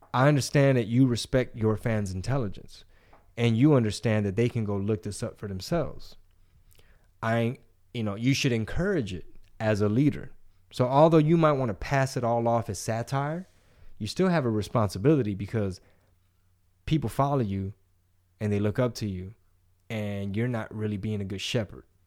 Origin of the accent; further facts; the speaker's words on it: Texas, United States; I like being Texan